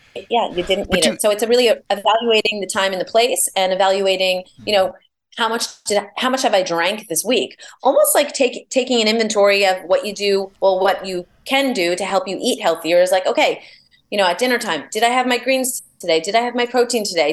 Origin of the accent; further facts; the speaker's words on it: New York, United States; I'm a New Yorker